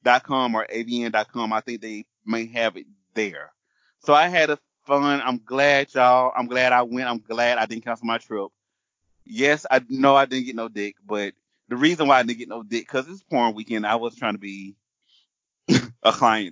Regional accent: Ohio, United States; I'm from Ohio

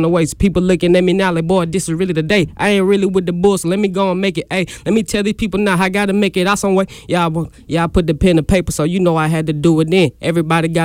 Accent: Metcalfe, Mississippi, United States; I'm from Metcalf

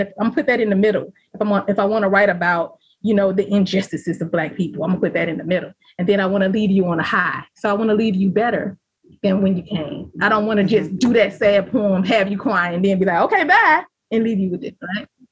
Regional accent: the South, United States; I'm from the South.

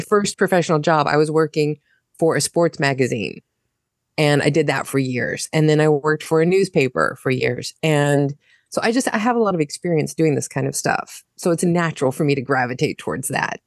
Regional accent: United States; moved away as an adult; now in Germany; I'm an American living in Germany

